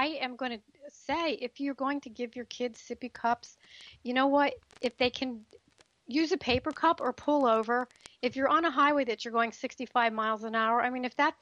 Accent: the East, East Coast, United States; moved away; I grew up in the East

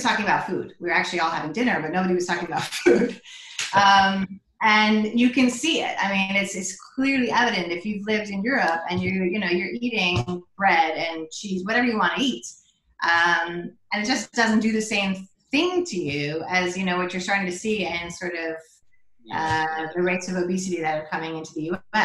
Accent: United States; moved away as an adult; also born or lived in New York; now in Amsterdam, Netherlands; being an American in Amsterdam

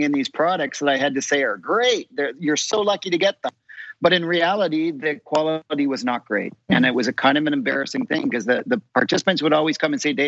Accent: Canada; I'm a Canadian occupational therapist

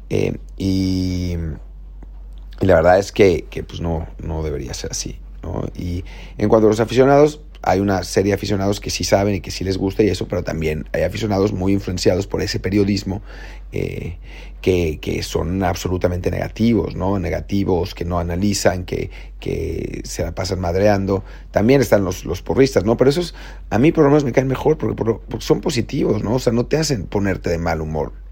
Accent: Mexico; como mexicanos

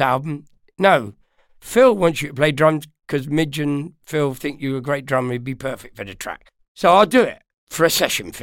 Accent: London, United Kingdom; also born or lived in Ireland; I'm born in Ireland, but I'm from London, yeah, North London.

